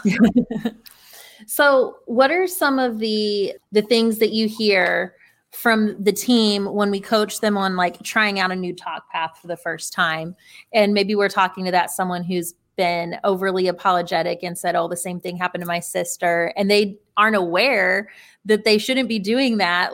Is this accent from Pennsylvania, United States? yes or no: no; North Carolina, United States; I grew up in North Carolina